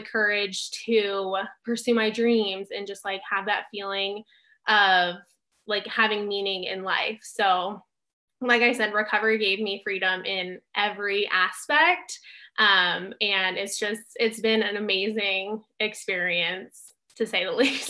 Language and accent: English; Southern California, United States; I grew up in Southern California